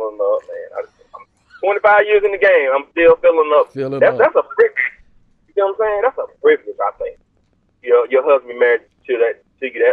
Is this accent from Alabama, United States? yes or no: yes; Leesburg, Alabama, United States; now in Rome, United States; I'm originally from Alabama, the great state of Alabama, the small town called Leesburg, Alabama